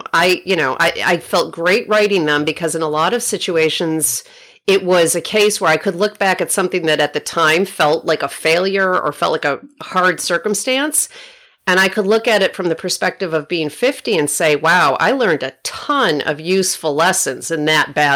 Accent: Rochester, New York, United States; now in Oakland, United States; my hometown of Rochester, New York

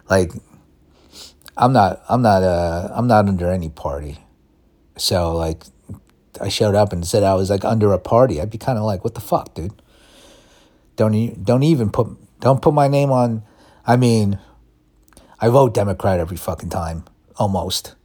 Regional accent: New York City, New York, United States; now in California, United States; I was born in New York City, Mount Sinai Hospital, lived in all five boroughs

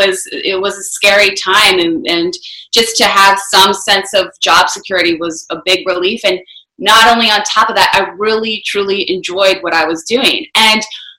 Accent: Bethany Beach, Delaware, United States; moved away as an adult; also born or lived in Washington, District of Columbia, United States; I grew up in Bethany Beach, Delaware, which is a super small family resort town

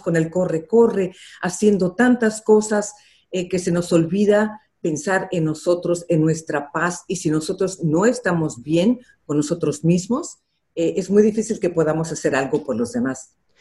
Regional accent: Los Angeles, California, United States; also born or lived in Mexico City, Mexico; Cuando yo tenía ocho nos regresamos a Los Ángeles

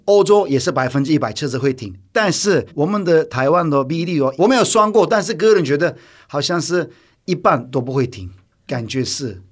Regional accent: Turkey; Chinese is a second language; now in Taiwan; 我是土耳其来的

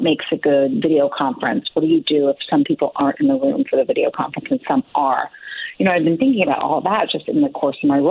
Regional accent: San Francisco Bay Area, California, United States; I am from the San Francisco Bay Area

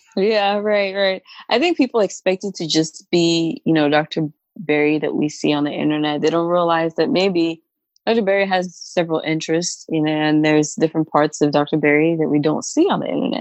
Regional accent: Cameroon; now in Kentucky, United States; I am originally from Cameroon

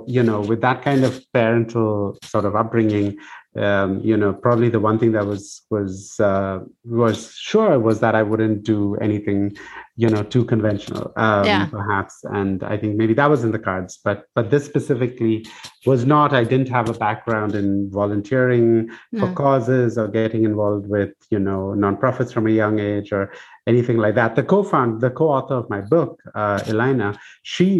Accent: Bangalore, Karnataka, India; moved away as an adult; also born or lived in United States; I grew up in Bangalore in India.

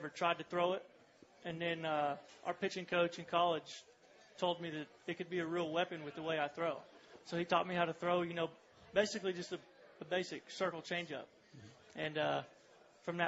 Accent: Weatherford, Oklahoma, United States; also born or lived in Clinton, Oklahoma / Round Rock, Texas; I was born in Clinton, Oklahoma, which is actually about 10, 15 minutes from Weatherford, and lived there for a few years, and then we moved to Texas

